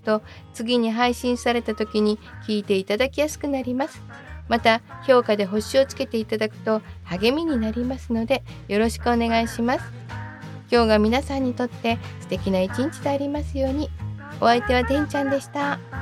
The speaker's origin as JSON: {"language": "Japanese", "region": "Kansai", "country": "Japan", "tie": "born or raised there", "said": "私が関西出身"}